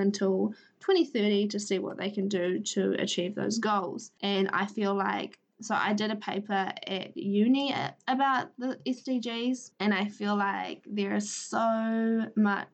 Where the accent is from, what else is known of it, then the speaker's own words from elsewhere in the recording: Palmerston North, Manawatū-Whanganui, New Zealand; now in Feilding, New Zealand; I grew up in Palmerston North, in the Manawatu, New Zealand